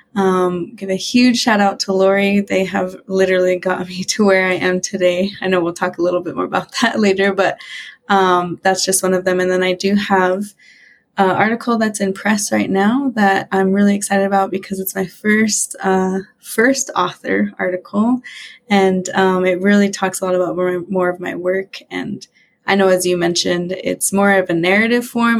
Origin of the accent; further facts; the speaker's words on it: Western Montana, United States; I grew up, born and raised in Montana, in Western Montana